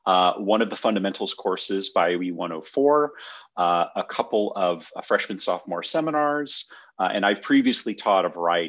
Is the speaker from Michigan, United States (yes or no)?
yes; Michigan, United States; born there; I was born in Michigan, moved around a little bit with my folks. My father worked for General Motors, so we sort of moved where they were building plants or doing renovations. Settled back in Michigan.